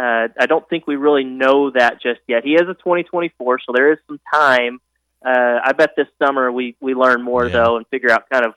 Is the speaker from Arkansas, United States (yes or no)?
yes; Springdale, Arkansas, United States; I am from Springdale